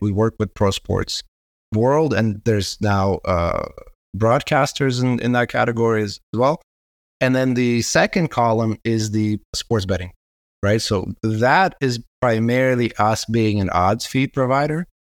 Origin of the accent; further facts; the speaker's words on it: Israel; also born or lived in Kazakhstan; I immigrated to Israel when I was nine